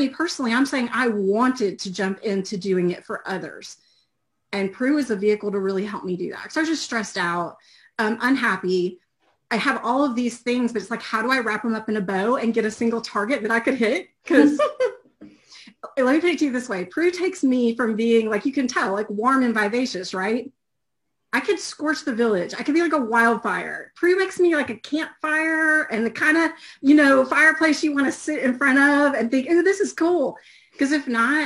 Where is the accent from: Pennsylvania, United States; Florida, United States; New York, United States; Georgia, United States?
Georgia, United States; I'm also from Georgia in the U.S.